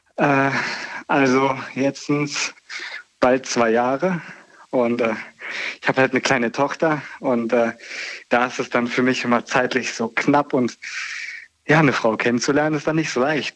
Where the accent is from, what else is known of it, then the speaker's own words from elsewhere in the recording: near Bonn, North Rhine-Westphalia, Germany; aus äh, NRW